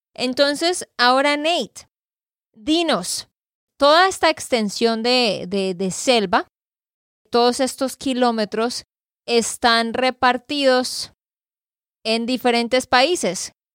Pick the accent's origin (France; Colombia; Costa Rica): Colombia; Santander; de Santander, Colombia